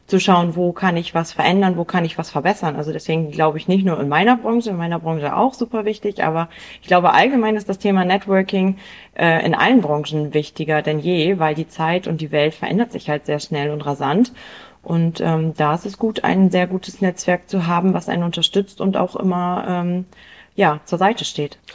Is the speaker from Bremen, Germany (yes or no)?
yes; Bremen, Germany; Ich komme ähm, aus Bremen